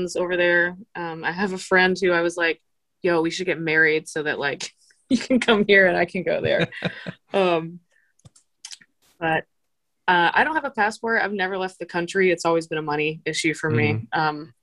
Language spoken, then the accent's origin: English; Virginia, United States; now in Portland, United States; I'm from Virginia.